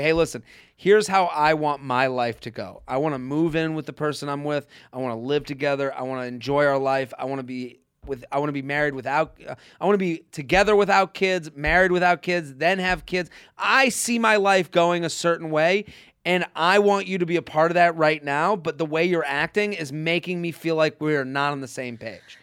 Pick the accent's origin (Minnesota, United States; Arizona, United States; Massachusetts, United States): Massachusetts, United States; Needham; moved away; my hometown